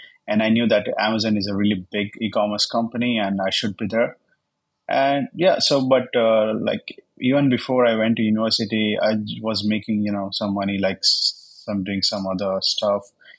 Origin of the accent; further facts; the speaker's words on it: Jodhpur, Rajasthan, India; English is a second language; Yeah, hi. … I'm from India.